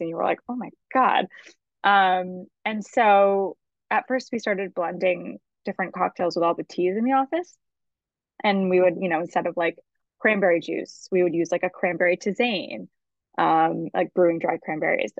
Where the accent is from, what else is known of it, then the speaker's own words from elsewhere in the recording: Massachusetts, United States; also born or lived in Martha's Vineyard / Connecticut; now in New York City, United States; I'm originally from Massachusetts. Um, I was actually born on Martha's Vineyard